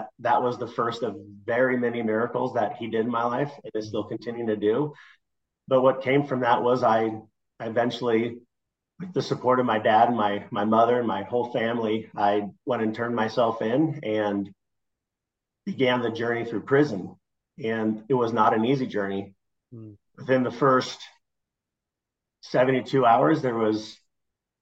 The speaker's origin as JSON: {"language": "English", "region": "Nebraska", "country": "United States", "tie": "born or raised there", "also_born_or_lived": "Denver", "moved": "yes", "said": "I grew up in Nebraska, where trains are a big part of it"}